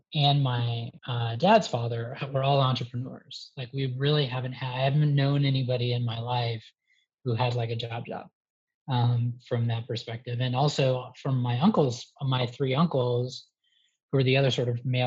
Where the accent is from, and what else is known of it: Atlanta, Georgia, United States; born or raised there; moved away as an adult; also born or lived in Los Angeles / New York